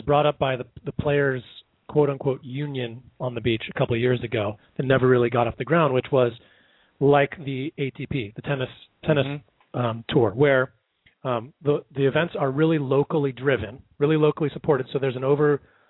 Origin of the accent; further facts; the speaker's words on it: South Bay, California, United States; when I grew up here in the South Bay